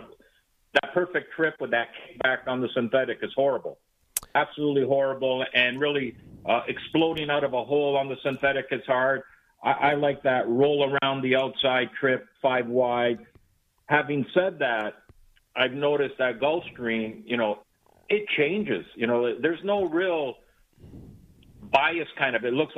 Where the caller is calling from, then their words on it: Hallandale Beach, Florida, United States; I am in what is a cold Hallandale Beach, Florida for me this morning.